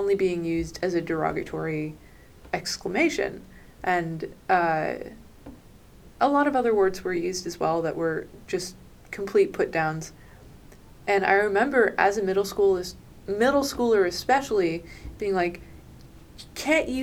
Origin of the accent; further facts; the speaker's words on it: New York, United States; I'm from New York